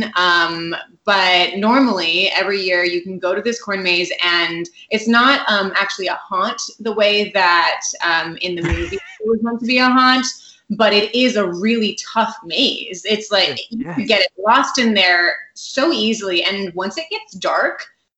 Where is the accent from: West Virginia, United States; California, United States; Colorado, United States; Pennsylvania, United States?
California, United States; Morgan Hill; also born or lived in San Jose; I grew up in Morgan Hill, which is about a half hour south of San Jose, but I also kind of grew up in San Jose